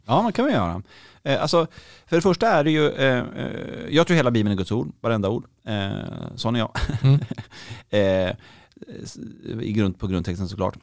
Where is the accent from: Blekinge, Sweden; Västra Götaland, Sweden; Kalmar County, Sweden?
Västra Götaland, Sweden; Gothenburg; Jag kommer från Göteborg